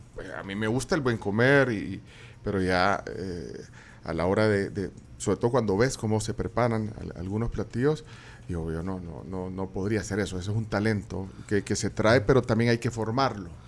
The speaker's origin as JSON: {"language": "Spanish", "country": "Guatemala", "also_born_or_lived": "Buenos Aires, Argentina", "moved": "as an adult", "said": "soy guatemalteco"}